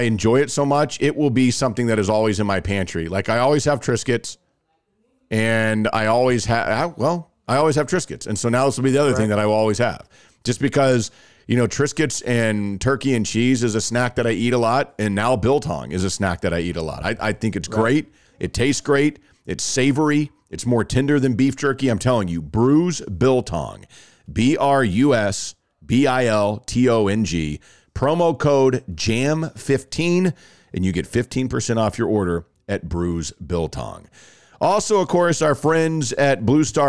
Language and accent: English; Rockwall, Texas, United States; everybody knows I grew up in Rockwall